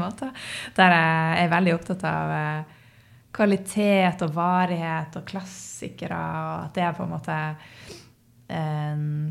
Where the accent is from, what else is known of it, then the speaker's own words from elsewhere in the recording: Northern Norway, Norway; en ekte nordlending